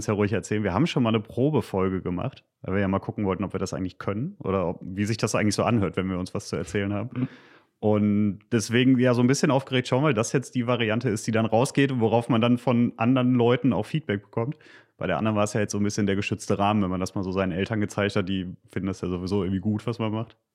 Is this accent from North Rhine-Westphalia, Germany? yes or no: yes; Gütersloh, North Rhine-Westphalia, Germany; moved away as an adult; now in Paderborn, Germany; Bin eigentlich aus Gütersloh, aber das ist ja quasi um die Ecke, also Westfale